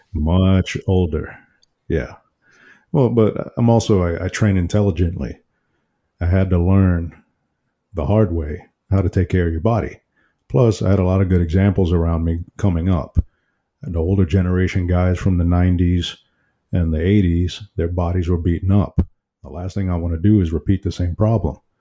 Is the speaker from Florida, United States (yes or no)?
no; New York City, New York, United States; I'm from Brooklyn, New York.